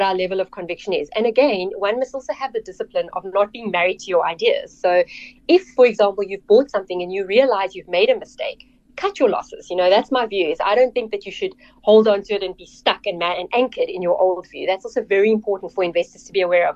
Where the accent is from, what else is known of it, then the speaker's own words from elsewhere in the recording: Cape Town, Western Cape, South Africa; I grew up in Cape Town, actually in the northern suburbs of Cape Town